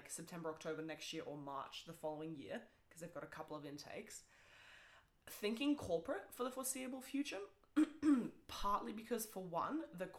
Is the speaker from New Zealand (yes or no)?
yes; New Zealand; English is a second language; I only learned English at the age of 10